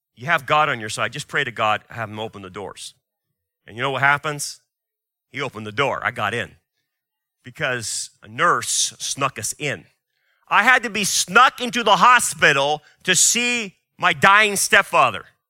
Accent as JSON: {"language": "English", "country": "United States", "said": "As an American and as a biblicist, as a Christian"}